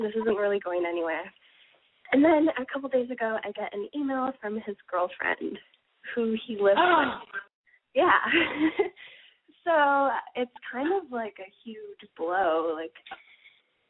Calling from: Toronto, Ontario, Canada; I'm calling from Toronto

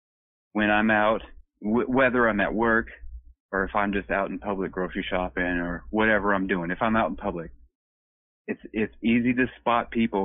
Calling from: Washington, United States; I'm up in Eastern Washington State.

